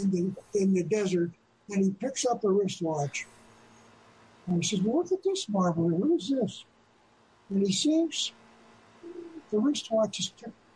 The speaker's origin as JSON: {"language": "English", "town": "Indianapolis", "region": "Indiana", "country": "United States", "tie": "born there", "said": "I was born in Indianapolis."}